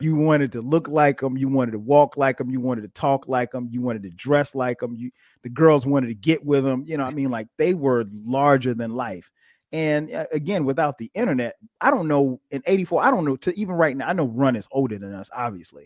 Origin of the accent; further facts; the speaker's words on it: Florence, South Carolina, United States; I grew up in little small town, uh, Florence, South Carolina